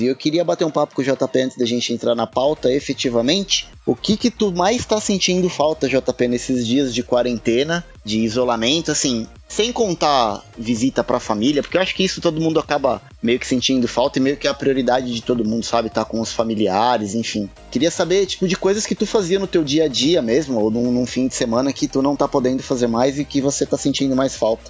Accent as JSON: {"language": "Portuguese", "region": "São Paulo", "country": "Brazil", "said": "eu sou de São Paulo"}